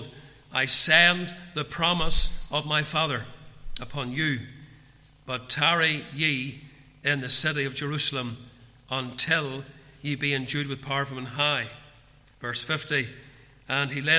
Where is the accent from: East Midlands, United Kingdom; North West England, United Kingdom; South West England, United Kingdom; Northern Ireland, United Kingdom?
Northern Ireland, United Kingdom; Portadown; now in Ballymoney, United Kingdom; growing up in Portadown as a young man